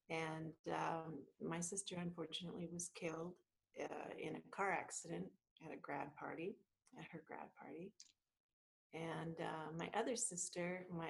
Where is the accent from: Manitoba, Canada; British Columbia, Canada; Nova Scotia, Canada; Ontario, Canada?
British Columbia, Canada; Vancouver; I was born in Vancouver, British Columbia, Canada, and blessed. I had the two most incredible parents ever. And my parents are Portuguese. They immigrated to Canada